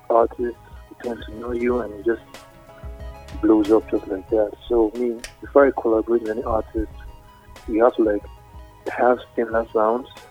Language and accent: English; Nigeria; I'm Nigerian. Yeah, my roots